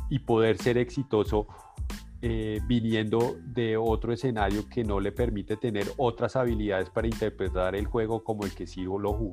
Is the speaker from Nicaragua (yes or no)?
no; Argentina; Sabemos, como argentino sabemos que tiene